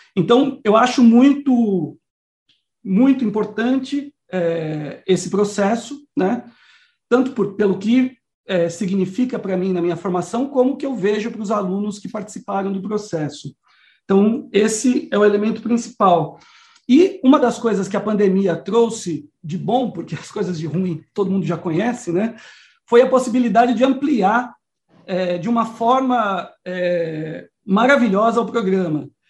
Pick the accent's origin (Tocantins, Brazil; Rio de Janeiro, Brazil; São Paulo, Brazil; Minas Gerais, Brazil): São Paulo, Brazil; ABC Paulista; moved away; also born or lived in Amazon; eu sou de São Paulo, sou aí do ABC Paulista